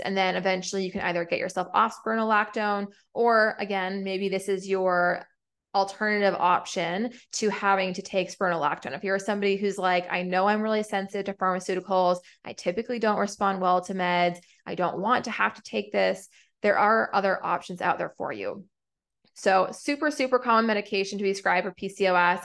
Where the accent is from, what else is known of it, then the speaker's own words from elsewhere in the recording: New England, United States; now in Atlanta, United States; I'm from New England